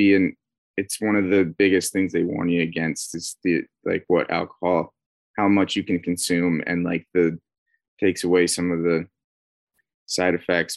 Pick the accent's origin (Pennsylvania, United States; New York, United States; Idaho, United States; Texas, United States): Idaho, United States; Northern; moved away as an adult; now in California, United States; No, I've been in California for the last like 4 years now, but I'm originally from Northern Idaho.